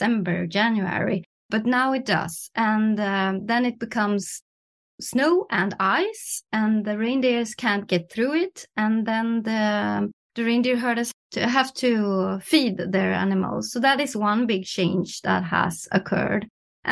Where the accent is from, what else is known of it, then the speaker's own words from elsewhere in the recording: Norrland, Sweden; in my hometown